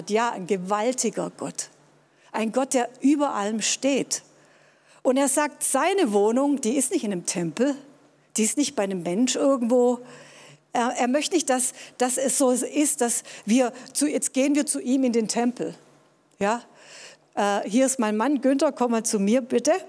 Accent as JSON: {"language": "German", "town": "Tübingen", "region": "Baden-Württemberg", "country": "Germany", "tie": "born or raised there", "said": "Ja, ich bin in Tübingen groß geworden, war hier auf einem humanistischen Gymnasium, hatte Deutsch-Leistungskurs"}